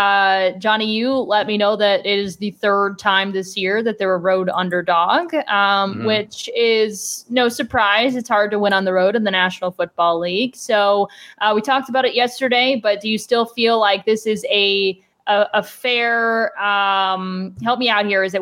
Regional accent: Cleveland, Ohio, United States; moved away as an adult; now in Arizona, United States; I am from the Cleveland area and grew up a Browns fan.

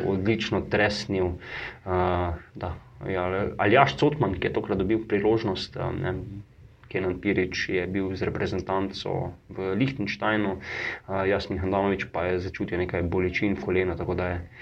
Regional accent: Slovenia

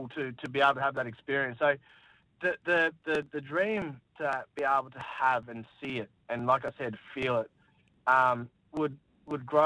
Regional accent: Darwin, Northern Territory, Australia; growing up in Darwin

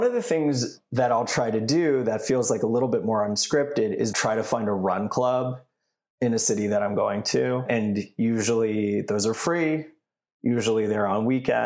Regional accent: Canada; moved away; I grew up in Canada

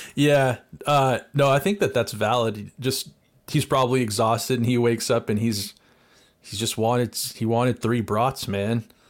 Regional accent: United States; we're American

